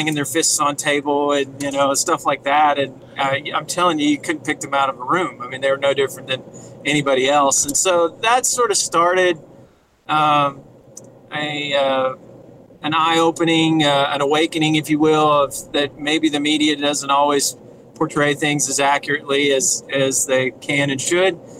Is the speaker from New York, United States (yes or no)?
no; Indianapolis, Indiana, United States; moved away as an adult; also born or lived in Abilene, Texas / Corpus Christi, Texas; I'm originally from Indianapolis, Indiana. I was adopted into a family of 6 of us total. Dad was a truck driver. Mom was a stay-at-home mom, and did that from ages 0 through 18